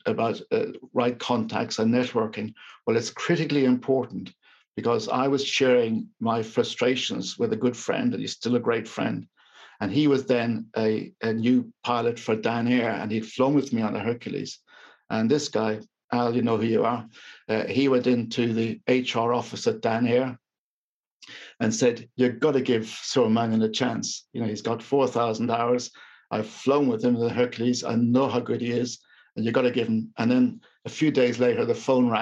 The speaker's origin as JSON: {"language": "English", "country": "Ireland", "moved": "yes", "said": "being Irish serving for the Queen"}